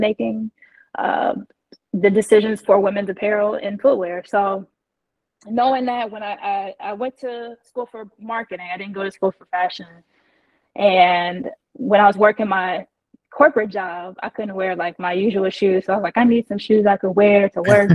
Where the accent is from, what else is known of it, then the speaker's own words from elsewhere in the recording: Indiana, United States; moved away as an adult; also born or lived in Texas / Jacksonville / Chicago; I'm originally from Indiana. So, I grew up playing basketball as a tomboy